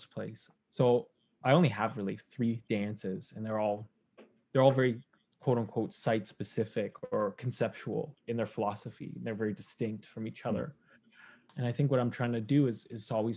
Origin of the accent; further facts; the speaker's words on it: Toronto, Ontario, Canada; moved away as an adult; now in Montreal, Canada; I'm from Toronto. I grew up there, but now I live in Montreal